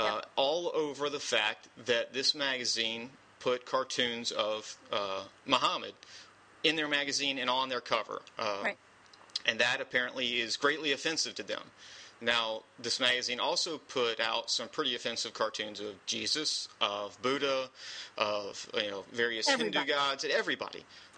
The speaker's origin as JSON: {"language": "English", "region": "the South", "country": "United States", "said": "my Southern fried ass isn't even going to pretend to do any French."}